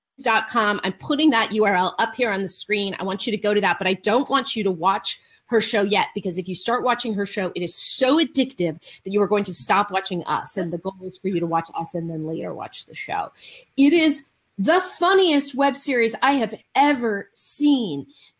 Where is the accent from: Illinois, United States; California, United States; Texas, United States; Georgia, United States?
California, United States; Marin County; now in Los Angeles, United States; I grew up in Marin County.